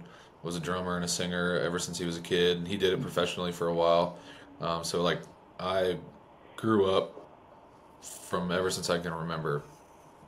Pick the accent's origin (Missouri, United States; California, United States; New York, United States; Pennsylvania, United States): New York, United States; now in Nashville, United States; where I grew up in New York was, I mean, my neighbor, like, right down the road